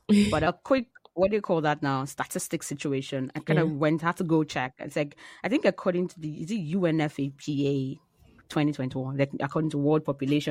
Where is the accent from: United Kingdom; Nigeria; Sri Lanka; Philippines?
Nigeria; moved away; I am Nigerian.